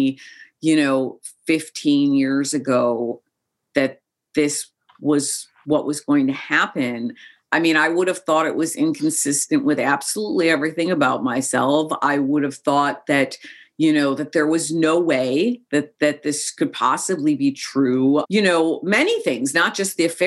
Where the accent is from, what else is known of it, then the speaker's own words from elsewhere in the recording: Chicago, Illinois, United States; also born or lived in Joshua Tree, California; I grew up in Chicago. I've lived away from Chicago for about a decade of my life at various different times, but I grew up in Chicago as well